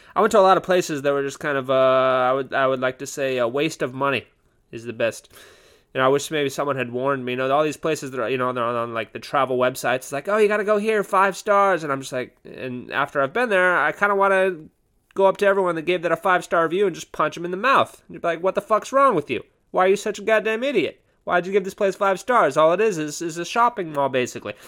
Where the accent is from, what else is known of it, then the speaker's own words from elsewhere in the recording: Southern California, United States; I'm from Southern California